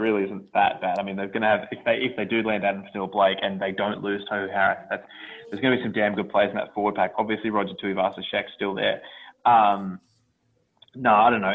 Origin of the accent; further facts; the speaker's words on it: Sydney, New South Wales, Australia; growing up in the Canterbury Bankstown area